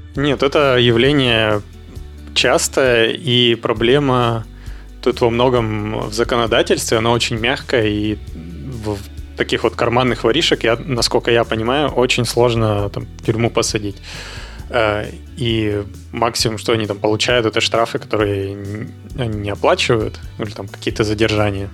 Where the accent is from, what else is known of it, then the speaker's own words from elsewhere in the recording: Yekaterinburg, Sverdlovsk Oblast, Russia; moved away as an adult; also born or lived in Moscow / Czech Republic; now in Barcelona, Spain; я родился в Екатеринбурге